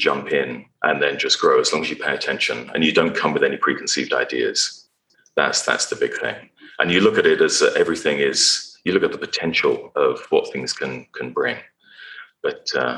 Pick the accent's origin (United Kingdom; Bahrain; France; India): United Kingdom; England; moved away as an adult; also born or lived in Texas, United States; now in United States; growing up in England